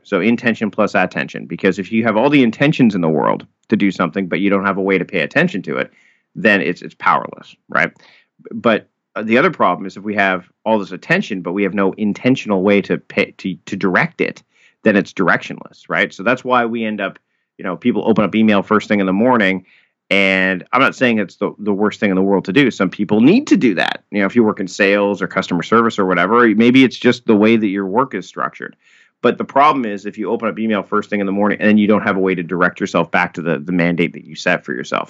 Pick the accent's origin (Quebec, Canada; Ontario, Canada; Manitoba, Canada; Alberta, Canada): Ontario, Canada; Hamilton; moved away as an adult; now in Victoria, Canada; I was born and raised in Hamilton, Ontario